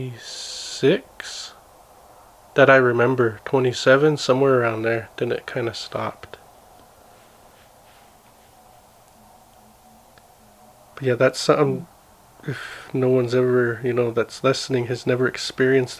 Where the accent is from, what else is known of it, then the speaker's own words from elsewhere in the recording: Blackfeet Reservation, Montana, United States; growing up on the Blackfeet Res